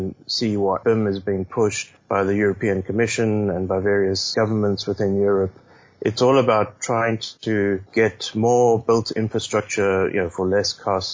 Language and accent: English; South Africa; moved away; my home country of South Africa.